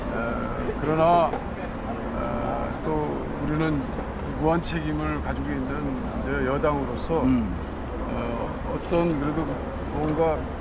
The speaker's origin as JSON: {"language": "Korean", "town": "Anyang", "region": "Gyeonggi Province", "country": "South Korea", "tie": "born or raised there", "also_born_or_lived": "Seoul"}